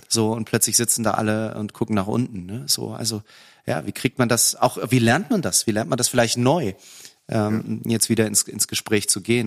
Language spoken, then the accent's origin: German; Lübeck, Schleswig-Holstein, Germany; moved away as an adult; also born or lived in Cologne; ich bin ja im Norden groß geworden, also Lübecker, Schleswig-Holsteiner